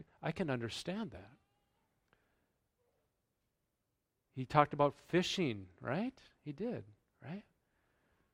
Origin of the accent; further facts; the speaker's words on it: the South, United States; I'm from the South